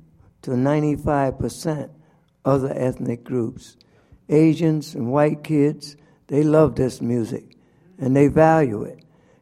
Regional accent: Philadelphia, Pennsylvania, United States; No, I was born in West Philly.

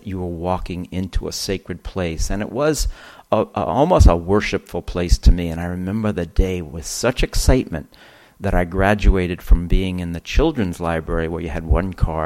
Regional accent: Mount Vernon, New York, United States; I grew up in Mount Vernon, New York.

